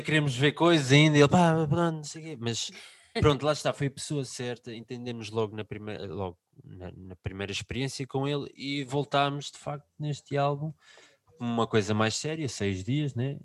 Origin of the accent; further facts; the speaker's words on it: Lisbon, Portugal; somos de Lisboa